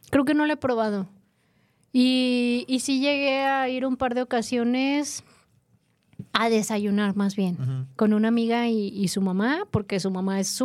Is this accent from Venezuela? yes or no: no; Guadalajara, Jalisco, Mexico; Te lo digo como buen tapatío.